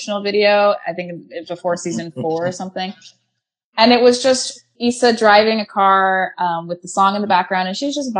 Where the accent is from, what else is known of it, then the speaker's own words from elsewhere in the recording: Bay Area, California, United States; now in Los Angeles, United States; I'm in L.A. I'm from the Bay Area